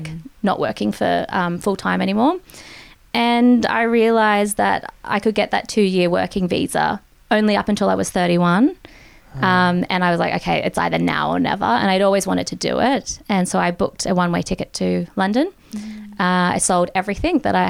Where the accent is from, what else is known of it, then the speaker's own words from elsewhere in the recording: Australia; moved away as an adult; also born or lived in United States / Japan; as an Australian 18-year-old who'd never seen snow or couldn't ski, I booked a one-way ticket to America